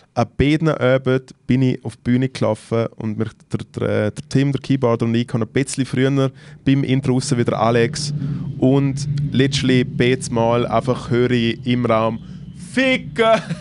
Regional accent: Switzerland; ich komm aus der Schweiz

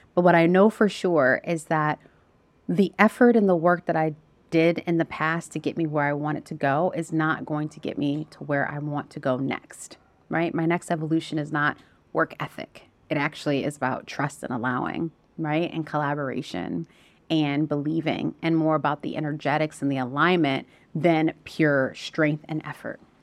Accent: United States; moved away as an adult; also born or lived in Southeast Asia; we're American. I'm American

